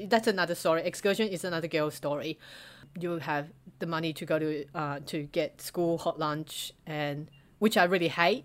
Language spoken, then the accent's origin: English; Taiwan; now in Australia; when I was growing up in Taiwan